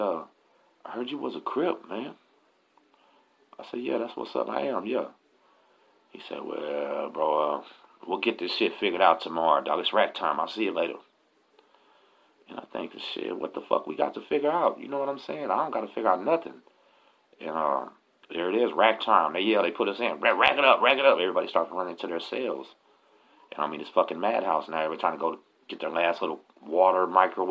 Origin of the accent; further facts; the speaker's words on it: Galveston, Texas, United States; also born or lived in La Marque, Texas; I'm from Galveston